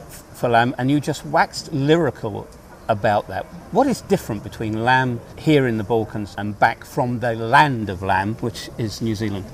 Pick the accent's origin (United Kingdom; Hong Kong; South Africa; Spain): United Kingdom; England; my experiences coming from the United Kingdom